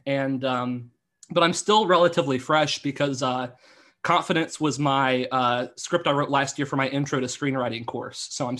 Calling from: Baltimore, Maryland, United States; I'm from Baltimore, Maryland.

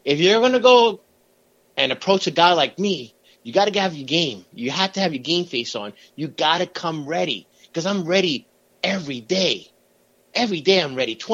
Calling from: Manhattan, New York, United States; from Manhattan.

